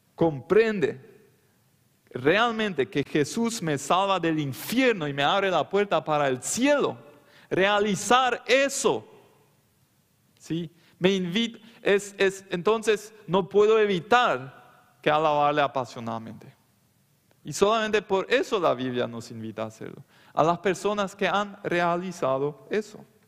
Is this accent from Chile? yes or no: no; Loma Plata, Boquerón, Paraguay; Yo soy de Loma Plata, de la colonia Meno, en el Chaco.